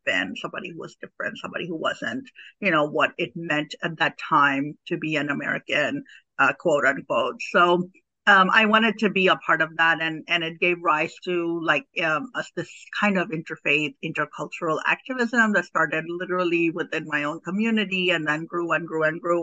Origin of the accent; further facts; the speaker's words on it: Pakistan; moved away as an adult; now in United States; I'm an immigrant. I'm I'm originally from Pakistan. I came here to the U.S. as an adult. I was um, 22 years old when I when I um, came to this country